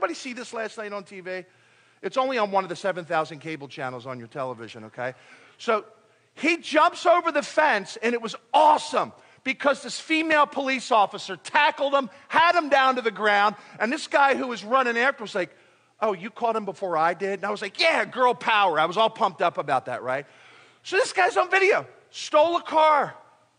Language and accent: English; United States; also born or lived in Philippines; I'm an American. I'm proud to be American